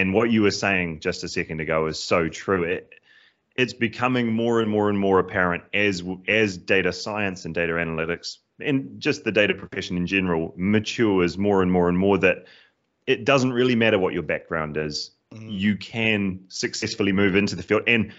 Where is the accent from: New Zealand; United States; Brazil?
New Zealand; accent: cross between British and Kiwi; So I am originally from New Zealand, which is why there's a bit of an odd accent there, a bit of a cross between British and Kiwi there.